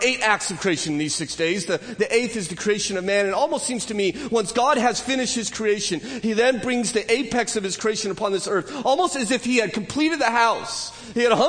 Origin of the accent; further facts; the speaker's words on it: California, United States; I'm a Californian